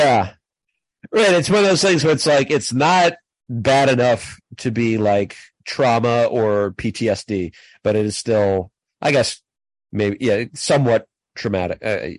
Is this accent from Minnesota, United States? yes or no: yes; Minnesota, United States; as a Minnesotan